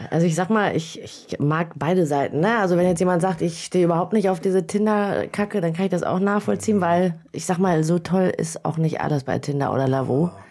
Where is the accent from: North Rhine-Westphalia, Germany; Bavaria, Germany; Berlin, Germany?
North Rhine-Westphalia, Germany; Büren; ich komme aus Büren